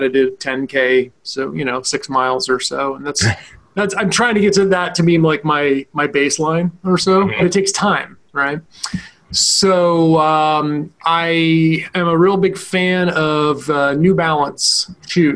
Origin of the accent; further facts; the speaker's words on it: Vermont, United States; growing up in Vermont, we never had air conditioning